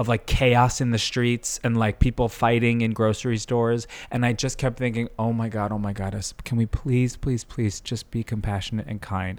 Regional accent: Long Island, New York, United States; also born or lived in Brooklyn; I, uh, grew up on Long Island

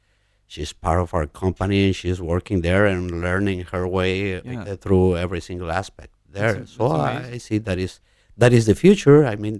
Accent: Mexico City, Mexico; born there; I was born in Mexico City.

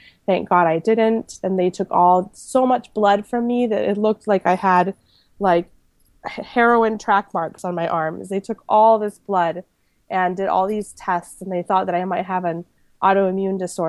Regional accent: Panama; moved away; I was born in Panama to an American mom and a Panamanian dad

